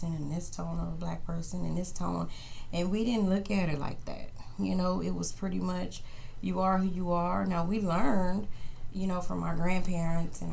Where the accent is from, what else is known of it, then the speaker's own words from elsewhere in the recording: New Orleans, Louisiana, United States; also born or lived in Texas; now in Kansas City, United States; I was born in New Orleans, Louisiana, where we had all different shades of melanin